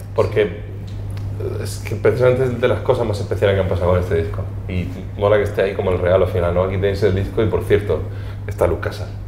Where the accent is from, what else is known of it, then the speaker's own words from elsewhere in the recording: Region of Murcia, Spain; como murcianos que somos, quien más, quien menos, tenemos una conexión especial con con el Mar Menor